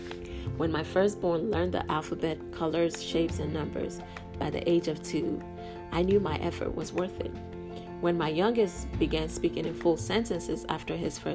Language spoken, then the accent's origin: English; Nigeria; As a Nigerian, it is not uncommon for our culture to center our worth on our role in the home.